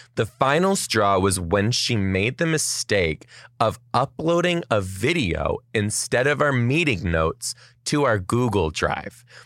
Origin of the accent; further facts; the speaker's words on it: Detroit, Michigan, United States; now in Seattle, United States; I am from Detroit originally too